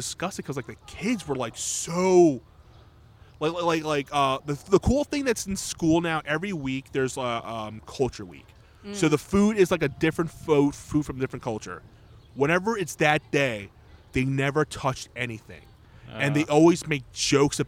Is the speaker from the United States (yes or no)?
yes; New York City, New York, United States; I grew up near Steinway Street, which, like, is dubbed as Little Egypt